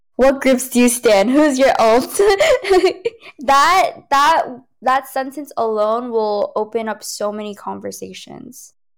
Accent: United States; first language Cantonese; English is a second language; I'm, you know, from America

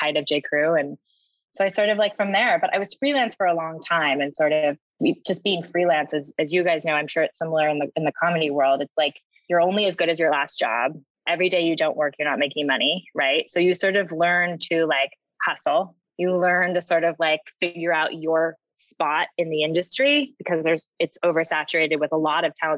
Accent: San Francisco, California, United States; moved away; I grew up in San Francisco

